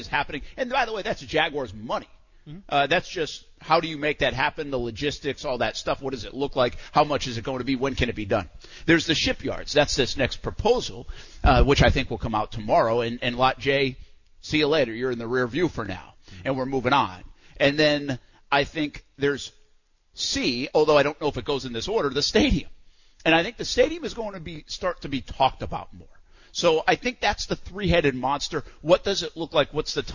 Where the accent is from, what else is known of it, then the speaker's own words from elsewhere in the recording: Providence, Rhode Island, United States; now in Jacksonville, United States; I always refer to my hometown because that's what I know. I mean, that's Providence